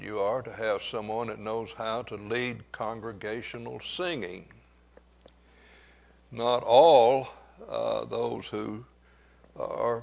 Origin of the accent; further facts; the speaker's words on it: Louisiana, United States; I grew up on Odom Street. I spent my preteen years on Odom Street